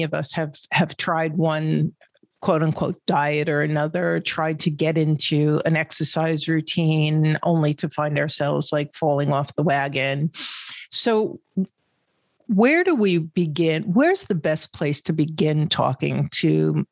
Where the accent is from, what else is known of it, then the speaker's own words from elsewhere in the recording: New York, United States; I'm from New York